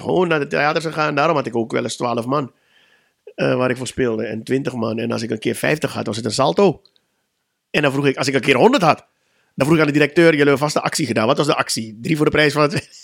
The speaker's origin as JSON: {"language": "Dutch", "country": "Suriname", "moved": "yes", "said": "Ik kom uit Suriname"}